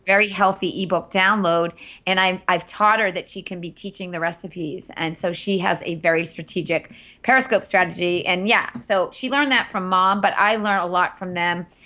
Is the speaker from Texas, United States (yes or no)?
no; Andover, Massachusetts, United States; also born or lived in Wellesley, Massachusetts / Cape Cod; I grew up in Andover, Massachusetts